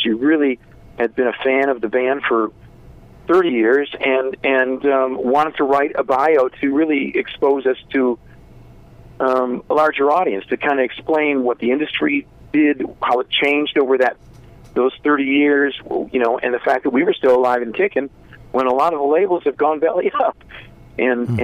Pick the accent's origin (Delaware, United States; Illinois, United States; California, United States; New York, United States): Illinois, United States; Zion; We grew up in in a small town called Zion, Illinois, which is right on the border of uh, Lake Michigan, just uh, halfway between Chicago and Milwaukee